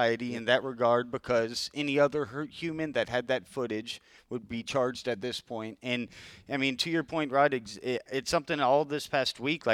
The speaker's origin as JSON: {"language": "English", "town": "Austin", "region": "Texas", "country": "United States", "tie": "born or raised there", "said": "growing up in Austin"}